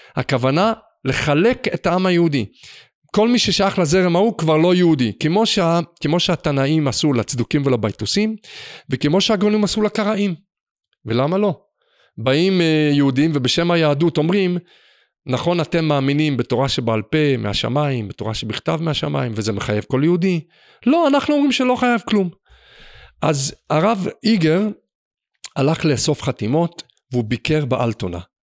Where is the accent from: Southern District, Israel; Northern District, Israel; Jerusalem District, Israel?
Jerusalem District, Israel; Jerusalem; ואני בתור ילד, שאני בעצמי, למדתי במוסדות חרדיים, כמובן קלאסיים, אפילו בחיידרים פה בירושלים